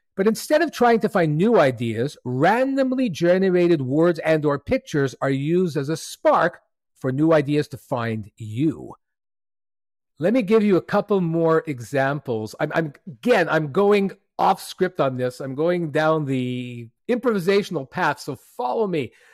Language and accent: English; Montreal, Quebec, Canada; C two Montreal, which is a creative gathering of thousands in my hometown